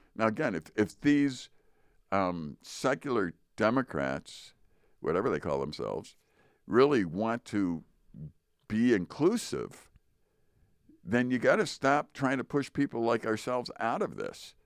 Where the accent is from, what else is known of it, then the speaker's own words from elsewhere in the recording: United States; I'm still American